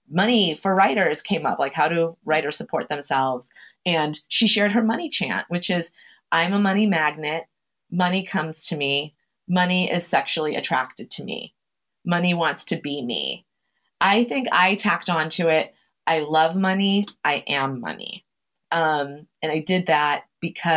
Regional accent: Chelsea, Massachusetts, United States; I'm from Chelsea, Massachusetts. It's a immigrant heavy working class, working poor city in Massachusetts

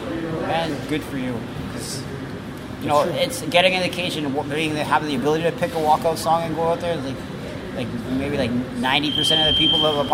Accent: Toronto, Ontario, Canada; From Toronto, I try to come out to, like, a different … tune.

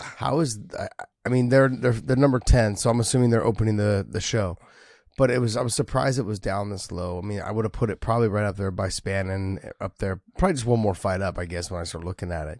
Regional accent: San Jose, California, United States; San Jose, which is my hometown.

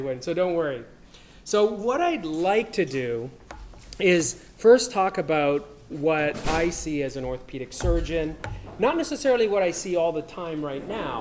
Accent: Canada; I am from Canada

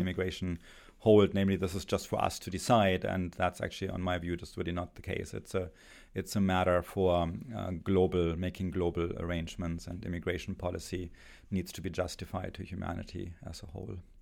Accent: Germany; English is a second language; moved away as an adult; my accent, I, uh, spent my, uh, childhood and, and youth in Germany.

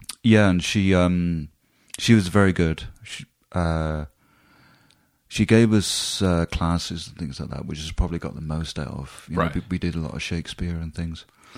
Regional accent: Swindon, South West England, United Kingdom; the most I got from it was from joining a group in my hometown of Swindon.

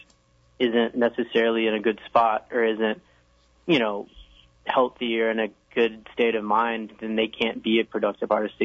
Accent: the South, United States; that I was from the South

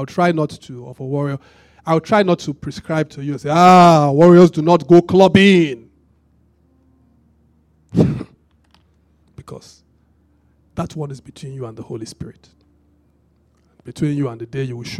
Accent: Benin; I grew up in Benin

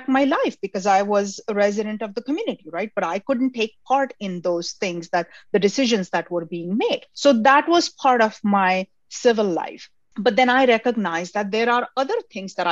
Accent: India; now in United States; I grew up in India

